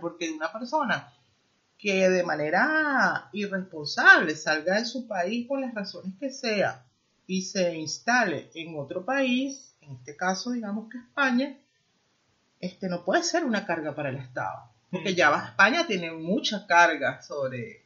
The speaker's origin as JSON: {"language": "Spanish", "country": "Venezuela", "moved": "as an adult", "lives_now": "Spain", "said": "yo salí de mi país yo soy venezolana"}